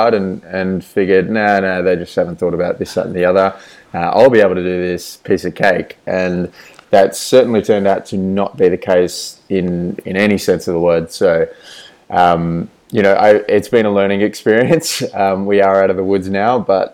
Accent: Australia; moved away as an adult; I am Australian. I was living in Australia

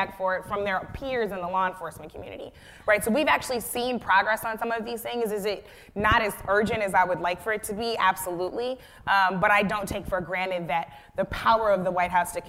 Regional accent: Florissant, Missouri, United States; I grew up in Florissant, Missouri, which is very close to Ferguson.

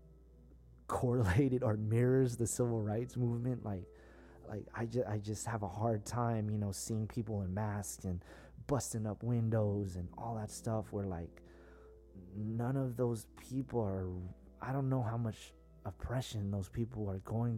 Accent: South San Francisco, California, United States; I'm from the Bay Area, very San Francisco, South San Francisco, very politically charged environment, you know, Black Panthers, the hippies, all that, you know, that's where we're from

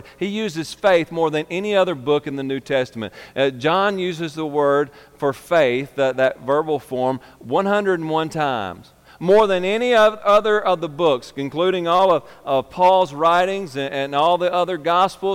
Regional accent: United States; I'm American. I'm not a British.

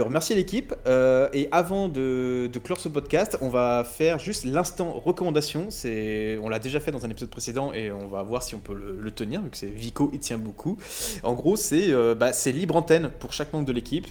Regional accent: France; on est français

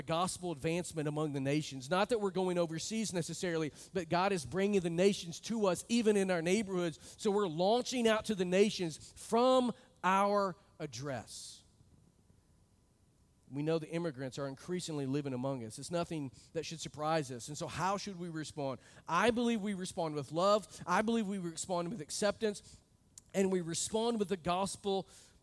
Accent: United States; moved away; I come from a part of the country that has a large Hispanic immigration group.

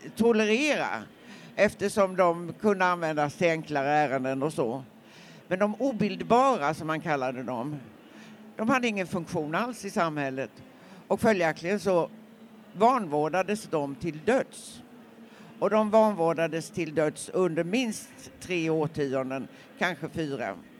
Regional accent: Nässjö, Jönköping County, Sweden; när jag växte upp i Nässjö

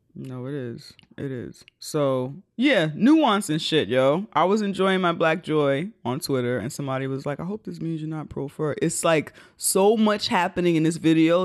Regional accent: New York, United States; I'm a New Yorker.

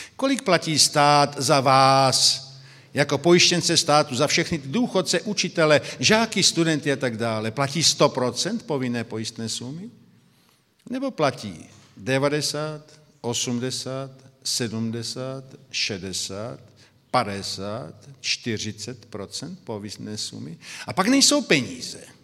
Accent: Brno, South Moravian Region, Czechia; now in Slovakia; Já jsem z Brna, by to bylo zřejmé, tedy jsem Moravák narozením, pak žijí na Slovensku

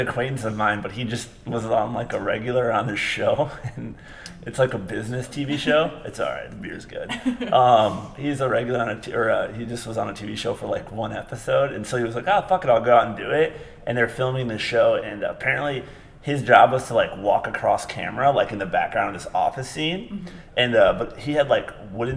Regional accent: Grand Rapids, Michigan, United States; I'm from Grand Rapids, Michigan

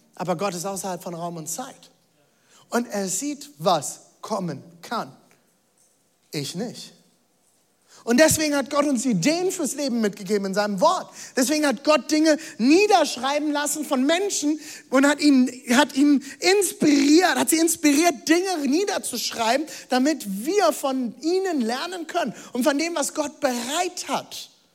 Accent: Germany; ich bin Deutscher

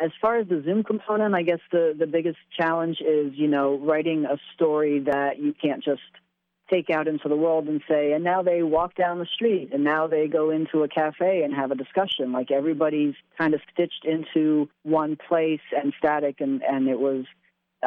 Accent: Bloomsburg, Pennsylvania, United States; moved away; I'm from Bloomsburg. I was born and raised here.

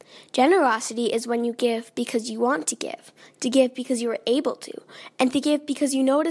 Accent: Calgary, Alberta, Canada; I'm 11 years old from Calgary.

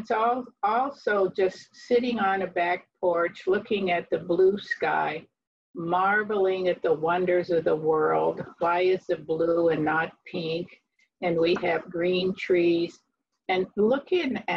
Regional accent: below Erie, Northwest Pennsylvania, United States; moved away as an adult; also born or lived in North Carolina; now in Avon Lake, United States; We are not from North Carolina. We are from Northwest Pennsylvania below Erie. in the Lake Erie area.

